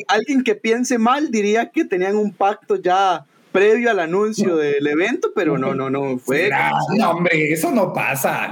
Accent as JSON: {"language": "Spanish", "country": "Costa Rica", "said": "soy tico"}